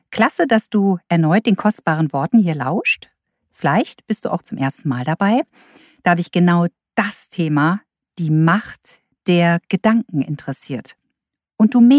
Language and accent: German; Delmenhorst, Lower Saxony, Germany; born there; also born or lived in Taunus; Ich komme aus dem Norden, geboren bin ich allerdings nicht in Hamburg, sondern in Delmenhorst bei Bremen. Doch ich bin viel umgezogen in meinem Leben und zuletzt habe ich 18 Jahre in einer Kleinstadt im Taunus bei Frankfurt gelebt.